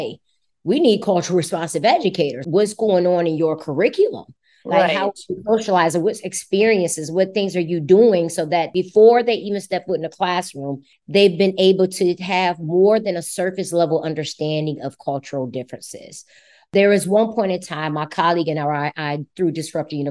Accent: United States; I'm American

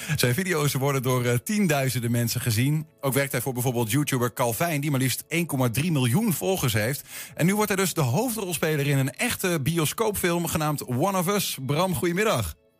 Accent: Twente, Overijssel, Netherlands; als Twentenaar

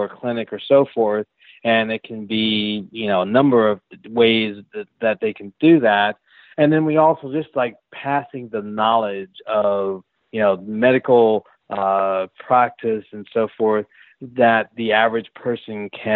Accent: Philadelphia, Pennsylvania, United States; I'm from Philly

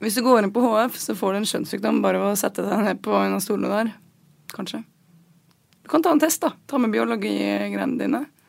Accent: Asker, Akershus, Norway; jeg er fra Dikemark i Asker

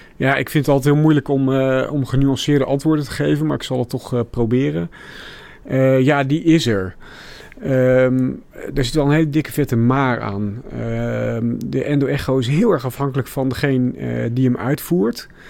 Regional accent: Middelburg, Zeeland, Netherlands; moved away as an adult; also born or lived in Rotterdam / Delft; ik ben opgegroeid in Zeeland, in Middelburg.

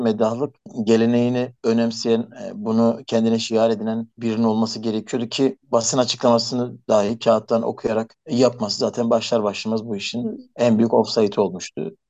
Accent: Elazığ Province, Turkey

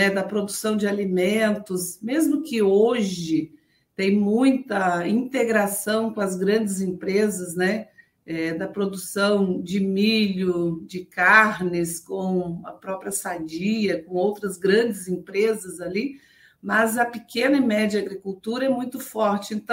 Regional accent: Cascavel, Paraná, Brazil; born there; moved away as an adult; Então, por isso eu nasci em Cascavel. E aí

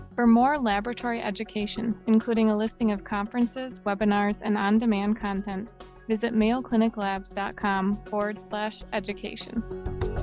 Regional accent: Rochester, Minnesota, United States; I was born and raised in Rochester, and I worked at Mayo Clinic

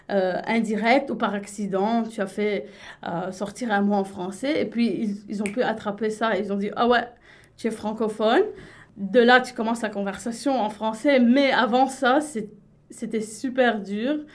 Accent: Lebanon; elle a cru pour presque trois ans que j'étais française, même si à chaque fois je lui rappelais que j'étais libanaise.

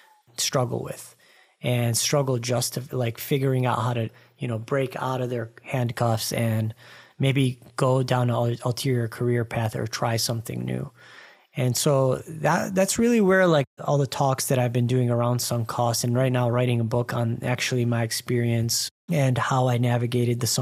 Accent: Dearborn, Michigan, United States; moved away; I grew up in Metro Detroit, just outside. It's a suburb called Dearborn, where all of the Arabs are.

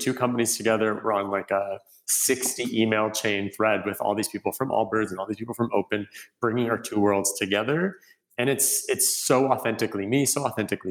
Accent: Canada; moved away as an adult; now in Los Angeles, United States; I'm originally from Canada. I moved

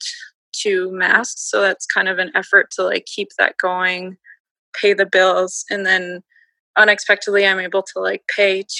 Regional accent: Minneapolis, Minnesota, United States; now in St. Paul, United States; I grew up in Minneapolis, Minnesota

